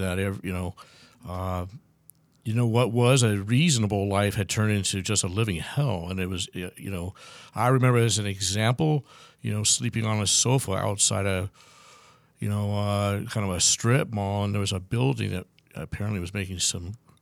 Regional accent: Los Angeles, California, United States; also born or lived in Bakersfield; I'm from Southern California area, Los Angeles, and you know, I grew up in the LA, North LA area

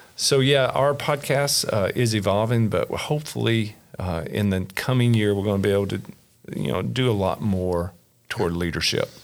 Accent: Kentucky, United States; born and raised in Kentucky, little small rural area, uh, south central part of the state

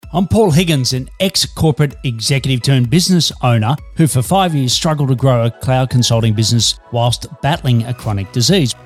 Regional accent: Australia; also born or lived in Melbourne, Australia; I'm an Aussie working globally for Melbourne, Australia.

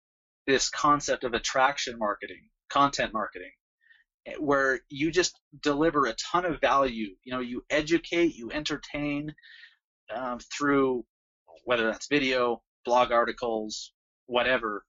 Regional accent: Salt Lake City, Utah, United States; I loved growing up here

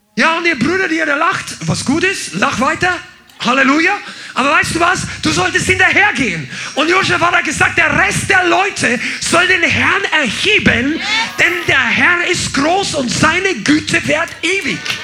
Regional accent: Bavaria, Germany; ich bin jetzt aus der Unterkultur der Bajuwaren auch noch aufgewachsen

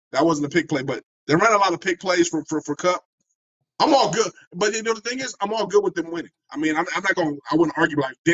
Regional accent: Bay Area, California, United States; I know the Bay Area. I love the Bay Area. I'm from the Bay Area.

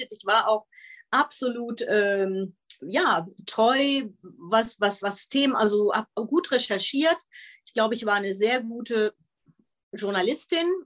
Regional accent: Netherlands; Ich bin ja in den Niederlanden aufgewachsen, habe auch ein niederländisches Abitur.

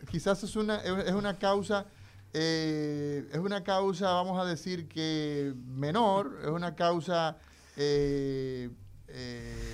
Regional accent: Cibao, Dominican Republic; yo soy cibaeño.

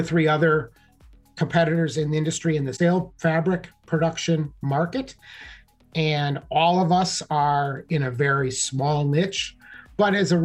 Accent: Wisconsin, United States; I grew up in the Midwest, the USA, in Wisconsin

